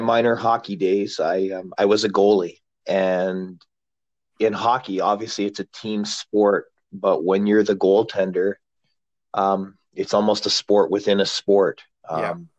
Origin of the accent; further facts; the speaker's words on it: Glasgow, Scotland, United Kingdom; I was born in Glasgow